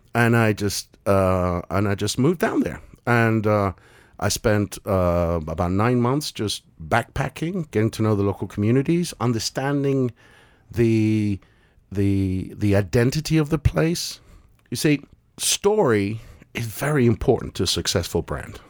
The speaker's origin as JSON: {"language": "English", "region": "London", "country": "United Kingdom", "tie": "born or raised there", "also_born_or_lived": "Argentina / North America", "moved": "as an adult"}